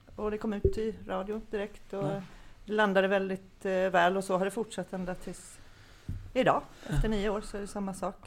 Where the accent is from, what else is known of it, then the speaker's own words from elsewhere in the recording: Kalmar, Kalmar County, Sweden; moved away as an adult; also born or lived in Märsta; now in Södertälje, Sweden; jag är född och uppvuxen i Kalmar